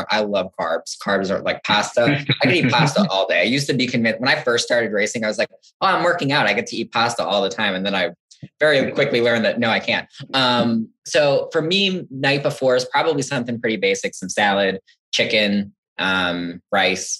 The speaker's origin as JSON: {"language": "English", "region": "New Jersey", "country": "United States", "moved": "as an adult", "lives_now": "Champaign, United States", "said": "So I'm from New Jersey originally. I came out to school here back in 2008, and now I haven't left"}